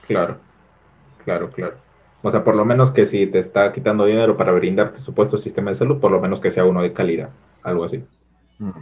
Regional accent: Peru; al menos en mi país

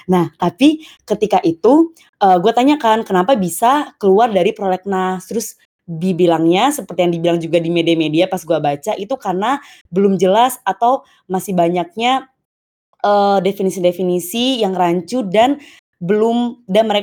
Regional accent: Bengkulu, Indonesia; oh ya btw gue dari Bengkulu

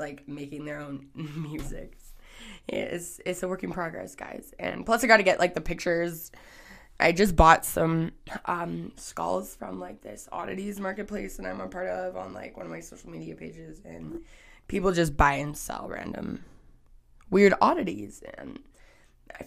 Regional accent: Canada; I'm Canadian.

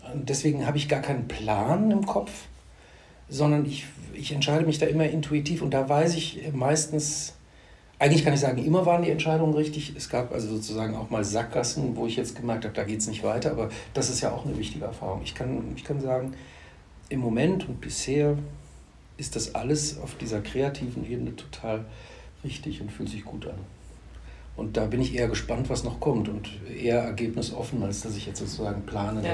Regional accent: Neuss, North Rhine-Westphalia, Germany; also born or lived in Düsseldorf; bin ich tatsächlich gebürtiger Düsseldorfer, wurde dann aber von meinen Eltern verschleppt in, an den linken Niederrhein nach Neuss

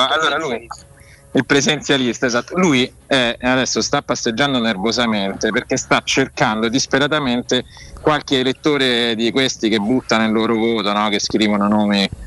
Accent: Rome, Lazio, Italy; born there; Senti, io sono nato a Rione Monti

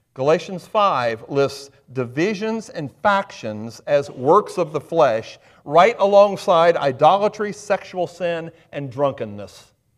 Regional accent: Highland County, Ohio, United States; now in Adams County, United States; I grew up in Highland County. I live in Adams County.

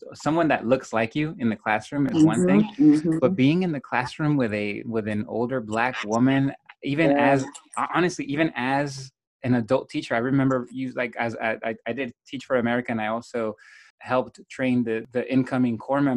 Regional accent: West Coast, United States; I'm from the West Coast

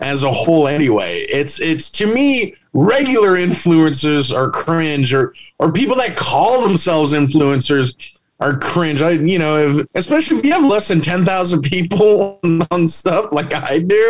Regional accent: San Antonio, Texas, United States; moved away as an adult; now in Las Vegas, United States; where I came up and started in my hometown of San Antonio

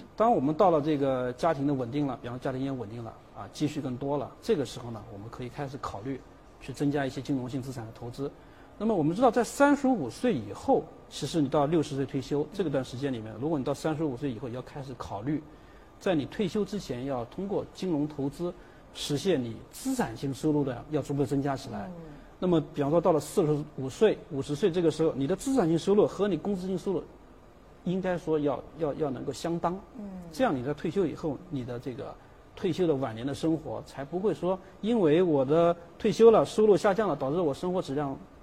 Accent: China; 我们中国人

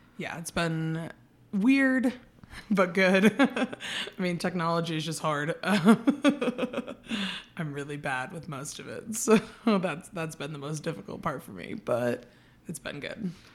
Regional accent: San Diego, California, United States; moved away as an adult; now in Prescott, United States; I'm from San Diego, so kind of like a really big city

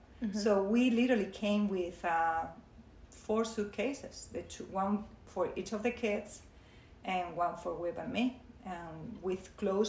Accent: Spain; English is a second language; moved away as an adult; also born or lived in Cleveland area, United States; now in Cleveland, United States; I'm originally from Spain

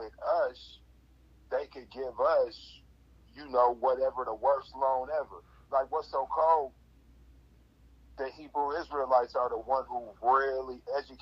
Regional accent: Seattle, Washington, United States; I'm from Seattle. That's the equivalent of Siberia for America.

